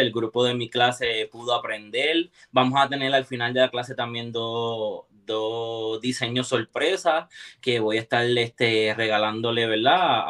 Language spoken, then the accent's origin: Spanish; Puerto Rico; now in Florida, United States; vengo directamente desde Puerto Rico. Eh, orgullosamente puertorriqueño, vivo en el área de, de Palm Florida